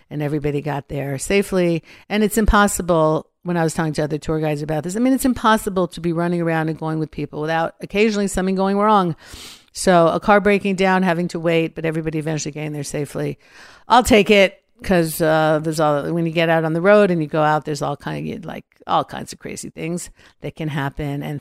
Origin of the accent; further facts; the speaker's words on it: Los Angeles, California, United States; We came from Los Angeles, especially when they see what's happening in the States, especially Los Angeles.